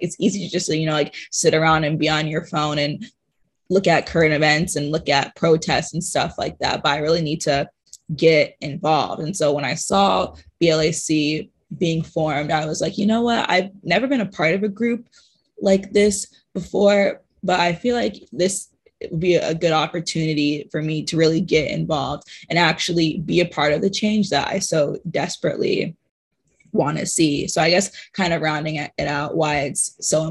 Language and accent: English; Atlanta, Georgia, United States; moved away as an adult; I'm from Atlanta, Georgia